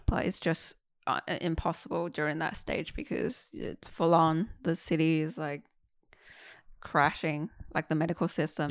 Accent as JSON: {"language": "English", "town": "Qingdao", "region": "Shandong", "country": "China", "tie": "born or raised there", "moved": "yes", "lives_now": "Australia", "said": "I went to Qingdao, my hometown"}